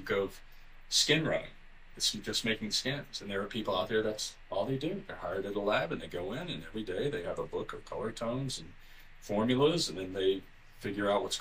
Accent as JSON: {"language": "English", "region": "Alabama", "country": "United States", "tie": "born or raised there", "also_born_or_lived": "Florida", "moved": "yes", "lives_now": "Los Angeles, United States", "said": "I grew up in Alabama, so there was nobody around."}